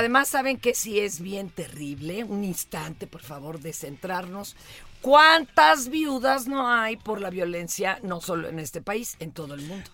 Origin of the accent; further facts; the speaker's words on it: Mexico City, Mexico; yo soy niña de Polanco